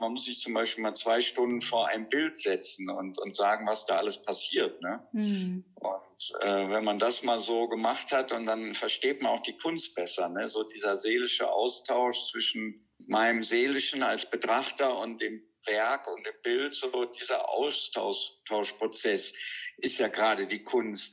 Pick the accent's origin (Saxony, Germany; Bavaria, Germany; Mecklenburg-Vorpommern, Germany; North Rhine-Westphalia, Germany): North Rhine-Westphalia, Germany; in so einem katholischen Krankenhaus am Niederrhein, wo ich aufgewachsen bin